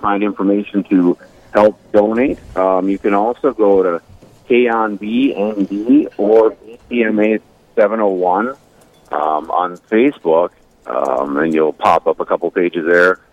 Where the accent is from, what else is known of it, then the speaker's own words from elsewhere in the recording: Bismarck, North Dakota, United States; now in Watford City, United States; I live in Watford City, North Dakota. I'm a part of Epiphany Catholic Church, uh, also a part of the Knights of Columbus Council 6446 up here as Deputy Grand Knight. I'm originally from Bismarck, North Dakota